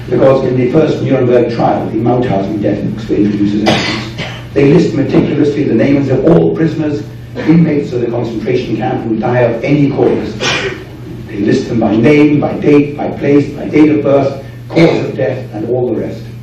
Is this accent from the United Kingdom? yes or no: yes; United Kingdom